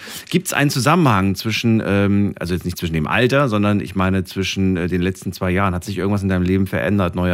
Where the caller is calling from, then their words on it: Losheim am See, Saarland, Germany; Ich bin aus dem Saarland. Aus der Ecke Saarland, na gut. Aus, ist... aus Losheim am See.